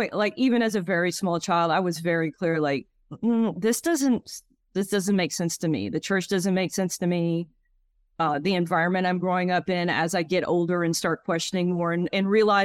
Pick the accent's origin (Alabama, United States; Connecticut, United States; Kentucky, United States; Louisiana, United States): Louisiana, United States; So I grew up in Acadiana, where that's the Cajun culture. So it's not New Orleans. The Cajuns are not in New Orleans. There might be some, but where I'm from, they're mostly French and Catholic and deeply Catholic.